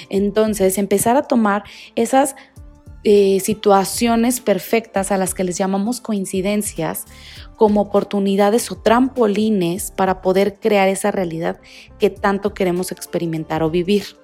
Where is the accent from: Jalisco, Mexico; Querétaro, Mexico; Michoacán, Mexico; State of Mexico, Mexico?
Jalisco, Mexico; Guadalajara; born there; also born or lived in Monterrey; now in Mexico City, Mexico; yo, …, vivo en la Ciudad de México actualmente, pero no quiere decir que aquí nací. Yo nací en Guadalajara, viví muchos años en Monterrey y estuvimos cambiándonos de ciudad en ciudad